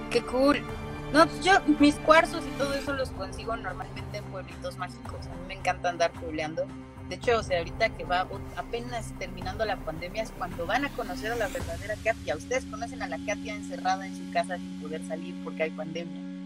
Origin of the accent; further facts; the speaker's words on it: Mexico; mi país